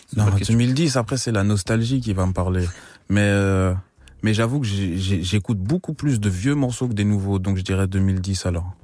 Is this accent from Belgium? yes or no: yes; Belgium; je viens de la Belgique